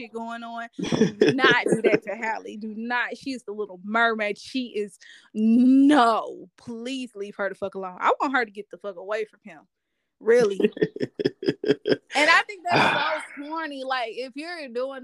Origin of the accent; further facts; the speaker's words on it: Arkansas, United States; we are from Arkansas